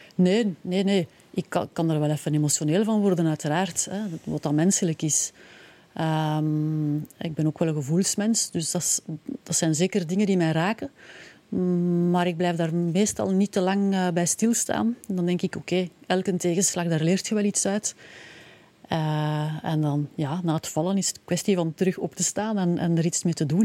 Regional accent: Pellenberg, Flanders, Belgium; also born or lived in Leuven; ik ben afkomstig van Pellenberg, in, Leuven gestudeerd en, hm. en, inderdaad ook een tijd gewoond

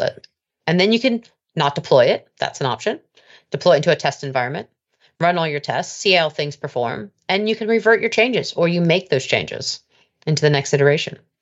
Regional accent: United States; now in United Kingdom; I'm an American by birth.

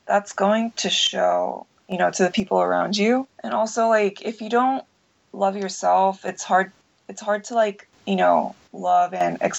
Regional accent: Southern California, United States; moved away as an adult; now in Tokyo, Japan; I grew up in Southern California

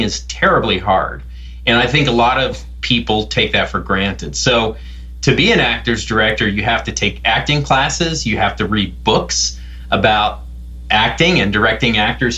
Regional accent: Columbus, Ohio, United States; now in Austin, Texas, United States; I was growing up in Columbus, Ohio

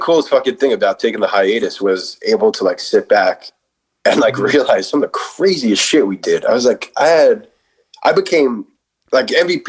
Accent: New York City, New York, United States; We're both from the Bronx.

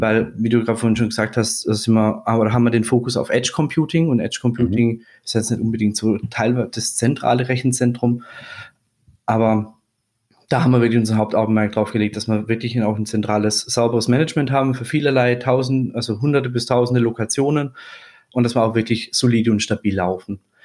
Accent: Swabia, Baden-Württemberg, Germany; now in Würzburg, Germany; ich bin gebürtiger Schwabe. Ah. Mit, mit, badischem Einschlag

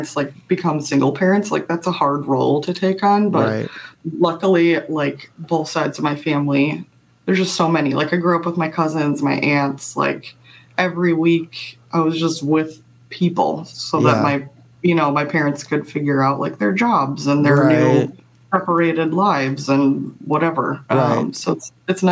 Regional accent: Lake Zurich, Illinois, United States; also born or lived in Wauconda, Illinois; So that's where I was born, raised. That's where I'm recording from right now is Lake Zurich, Illinois. So that's where I grew up.

